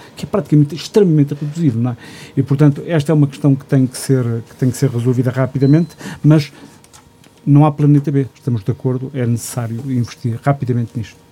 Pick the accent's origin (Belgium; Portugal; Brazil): Portugal; Gouveia, Centro; meu conselho, que sou de Gouveia